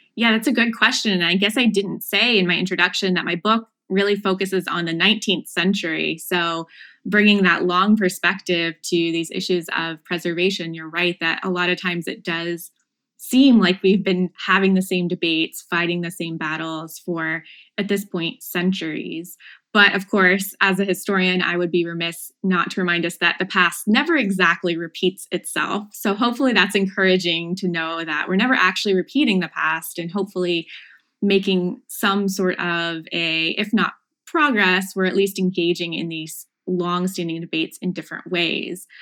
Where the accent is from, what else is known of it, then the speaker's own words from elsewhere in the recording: Chillicothe, Ohio, United States; moved away as an adult; also born or lived in Cambridge, Massachusetts / Virginia; I'm from Chillicothe, Ohio, the heart of Appalachian Ohio, so about an hour south of Columbus.